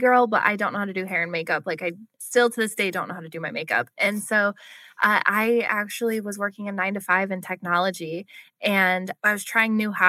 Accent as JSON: {"language": "English", "town": "Buffalo", "region": "New York", "country": "United States", "also_born_or_lived": "Nashville, Tennessee", "moved": "as an adult", "lives_now": "Scottsdale, United States", "said": "I'm from Buffalo, New York. So that's where my heart lives"}